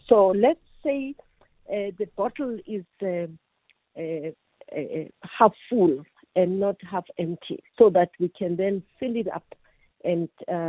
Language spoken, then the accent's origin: English; Pretoria, Gauteng, South Africa; also born or lived in Limpopo; I'm born and bred in Upshurstville, a township called that we fondly call Pelly. And I did my matric at a boarding school in Pirukolobe, which is in Limpopo